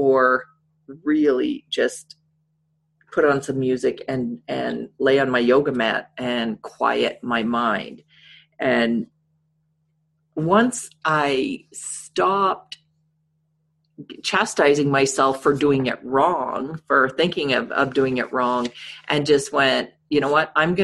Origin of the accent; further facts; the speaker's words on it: Saskatchewan, Canada; I'm dating myself back to the 70s growing up in Saskatchewan